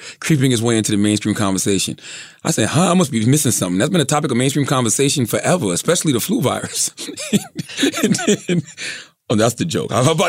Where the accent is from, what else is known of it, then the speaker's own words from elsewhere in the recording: Moncks Corner, South Carolina, United States; growing up in Monk's Corner, South Carolina, in my barbershop.